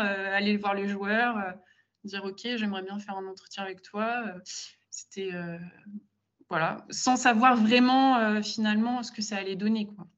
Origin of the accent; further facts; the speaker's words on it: Gaye, Grand Est, France; je viens d'un petit village, euh, euh, en Champagne-Ardenne, donc à une heure, un peu plus d'une heure de Reims